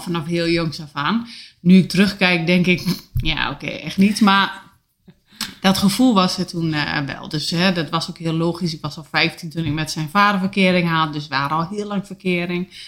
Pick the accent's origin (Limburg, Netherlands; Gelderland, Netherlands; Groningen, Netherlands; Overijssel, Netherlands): Overijssel, Netherlands; Enschede; now in Oldenzaal, Netherlands; Ik kom uit Enschede